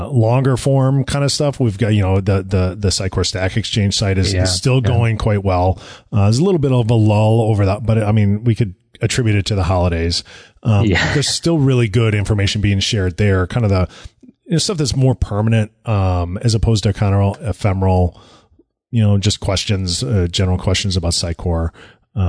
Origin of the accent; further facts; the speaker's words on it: United States; we're Americans. We're very American centric